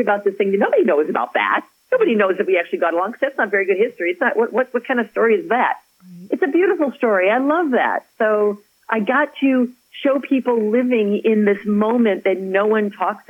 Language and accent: English; Chicago, Illinois, United States; moved away; also born or lived in Madison, Wisconsin / Pittsburgh; I'm from Chicago